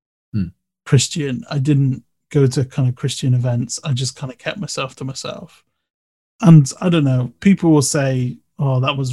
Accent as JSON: {"language": "English", "town": "Bristol", "region": "South West England", "country": "United Kingdom", "tie": "born or raised there", "also_born_or_lived": "Manchester", "moved": "as an adult", "said": "I'm a city dweller anyway, so I grew up in Bristol"}